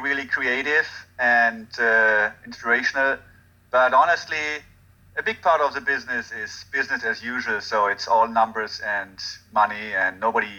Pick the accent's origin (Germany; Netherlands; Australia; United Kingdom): Germany; Hagen, North Rhine-Westphalia; English is a second language; moved away; I'm from Germany. Where in Germany? A little town called Dortmund. A little town called Hagen, right next to Dortmund